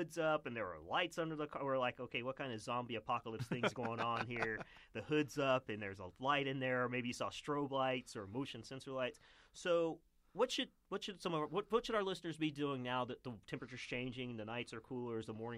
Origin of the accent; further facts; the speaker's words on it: Oklahoma, United States; I grew up in Oklahoma